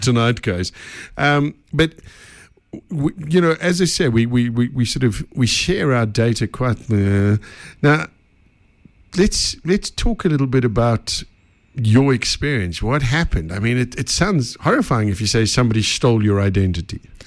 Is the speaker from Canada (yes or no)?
no; Benoni, Gauteng, South Africa; us Benoni people got to stick together.